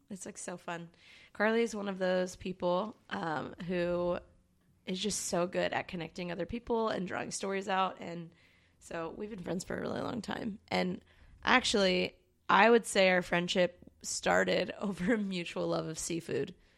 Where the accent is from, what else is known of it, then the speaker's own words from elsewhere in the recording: Baltimore, Maryland, United States; moved away as an adult; now in Long Beach, United States; I'm from Baltimore, Maryland, originally, and I moved to Long Beach. Actually, I moved to California, um, ten years ago.